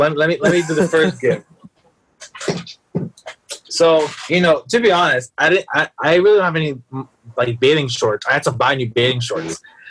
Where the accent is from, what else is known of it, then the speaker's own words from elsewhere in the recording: New York City, New York, United States; I'm not even from the Bronx. I'm from Upper Manhattan.